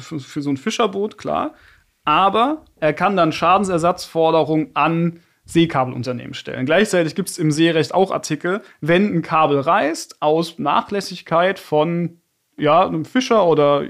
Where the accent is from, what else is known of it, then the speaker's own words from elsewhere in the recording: Bad Dürkheim, Rhineland-Palatinate, Germany; now in Frankfurt, Germany; Bad Dürkheim, meine Heimatstadt